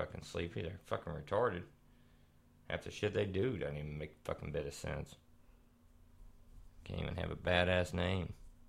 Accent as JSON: {"language": "English", "town": "Texarkana", "country": "United States", "tie": "born there", "said": "I was born down around Texarkana kind of area, right? So, yeah, somewhere around in there."}